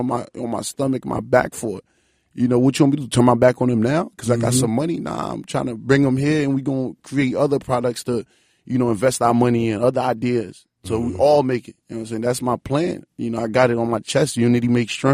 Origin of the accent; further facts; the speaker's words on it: Spring Valley, New York, United States; also born or lived in Port-au-Prince, Haiti; I grew up in Spring Valley, New York